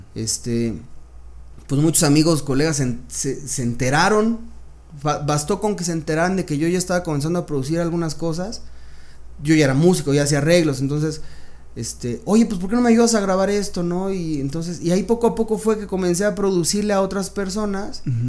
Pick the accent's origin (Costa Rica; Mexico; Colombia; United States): Mexico; Mexico City; Yo nací aquí en la Ciudad de México. Soy este. No, yo soy chilango